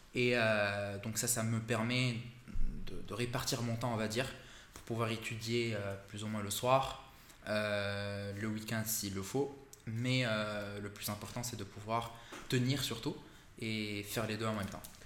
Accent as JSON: {"language": "French", "country": "Morocco", "also_born_or_lived": "Canada", "moved": "as an adult", "lives_now": "Paris, France", "said": "j'ai quitté le Maroc en deux mille quinze"}